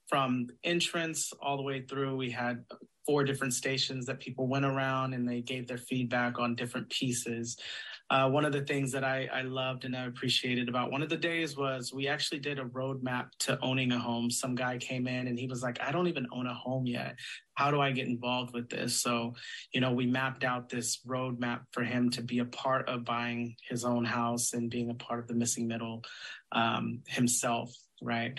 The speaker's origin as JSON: {"language": "English", "town": "Sacramento", "region": "California", "country": "United States", "tie": "born or raised there", "said": "I'm from Sacramento. I uh, was born in Sacramento"}